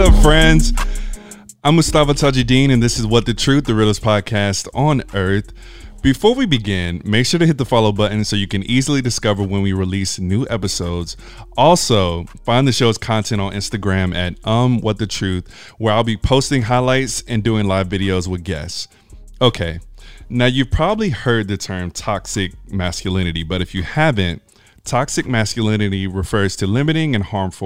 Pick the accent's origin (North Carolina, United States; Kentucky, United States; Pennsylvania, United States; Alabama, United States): Alabama, United States; I'm from Alabama